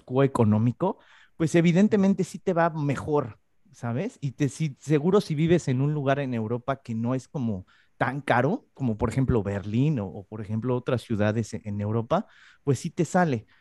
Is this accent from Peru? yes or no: no; Mexico; now in Spain; yo soy mexicano